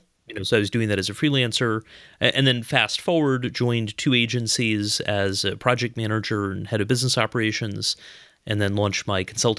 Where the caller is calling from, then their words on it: Raleigh, North Carolina, United States; I am in Raleigh, North Carolina.